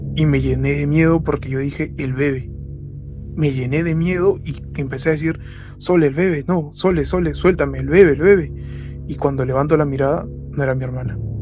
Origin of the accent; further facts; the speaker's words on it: Lima, Peru; soy de Lima, Perú.